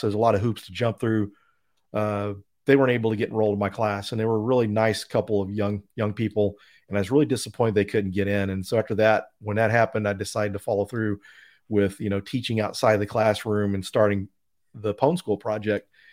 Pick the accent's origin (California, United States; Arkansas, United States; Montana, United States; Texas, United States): Texas, United States; Denton; Denton, Texas is my hometown. So I grew up there